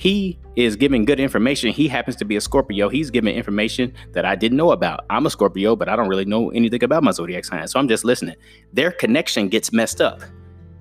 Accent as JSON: {"language": "English", "town": "Chicago", "region": "Illinois", "country": "United States", "said": "I'm from Chicago."}